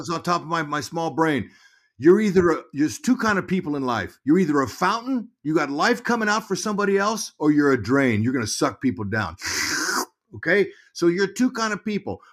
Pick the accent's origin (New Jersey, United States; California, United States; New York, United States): California, United States; Fresno; I grew up in Fresno, California, uh, three hours from San Francisco.